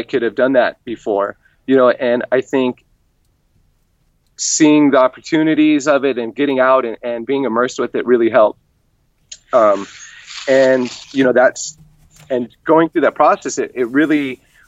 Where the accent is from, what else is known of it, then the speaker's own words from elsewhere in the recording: California, United States; I was born and raised in California, up by the wine country